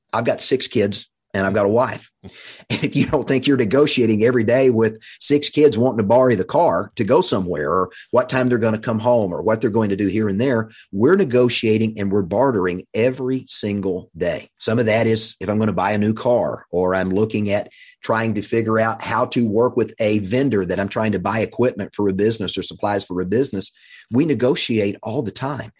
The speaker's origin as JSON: {"language": "English", "town": "Russellville", "region": "Arkansas", "country": "United States", "tie": "born or raised there", "also_born_or_lived": "Fort Smith, Arkansas", "said": "we moved from Fort Smith to Russellville, Arkansas"}